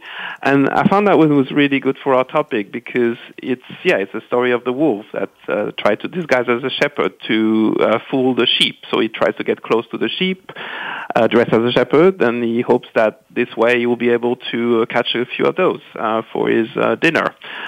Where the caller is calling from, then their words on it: London, United Kingdom; Calling from sunny, getting rainy now, London.